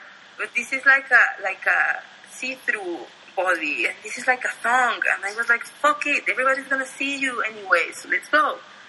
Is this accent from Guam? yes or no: no; State of Mexico, Mexico; I was growing up in Estado de Mexico and whatever, and I was looking to YouTube.